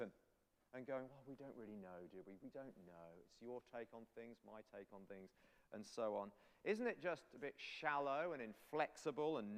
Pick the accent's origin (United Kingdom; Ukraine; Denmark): United Kingdom; England; I'm English